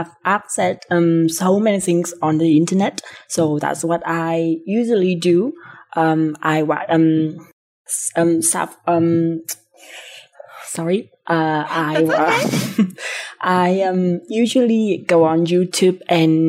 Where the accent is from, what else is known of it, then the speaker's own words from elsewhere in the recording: Nghệ An, Vietnam; English is a second language; I'm from Vietnam, a very small town in Vietnam called Nghệ